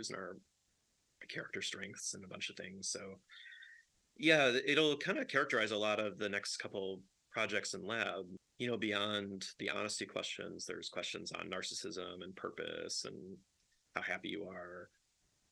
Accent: Chicago, Illinois, United States; I grew up in Chicago, and I worked in a bar when I was a teenager

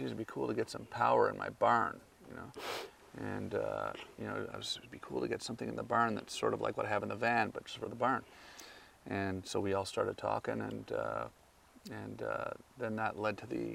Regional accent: Ontario, Canada; moved away as an adult; also born or lived in Los Angeles; as a kid and growing up in Canada, my dad was military

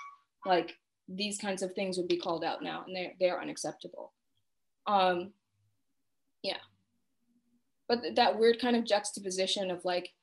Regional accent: the South, United States; moved away as an adult; now in Portland, United States; we're both from the South

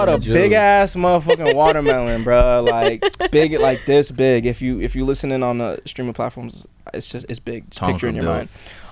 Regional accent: Massachusetts, United States; now in Los Angeles, United States; I'm originally from Massachusetts

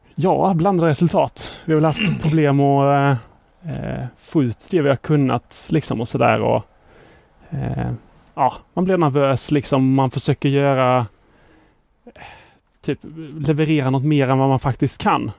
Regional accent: Båstad, Skåne, Sweden; moved away as an adult; also born or lived in Lund; now in Stockholm, Sweden; Pluggade i Lund, men är uppväxt i Båstad.

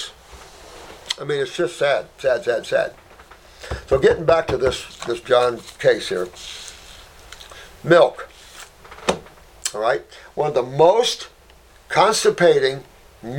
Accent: Indiana, United States; And I come from Indiana

